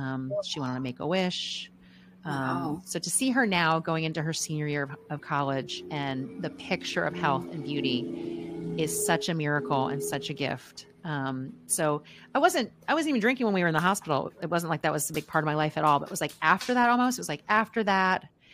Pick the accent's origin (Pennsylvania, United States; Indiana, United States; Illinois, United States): Pennsylvania, United States; outside Philadelphia; now in Kentucky, United States; I am grew up outside Philadelphia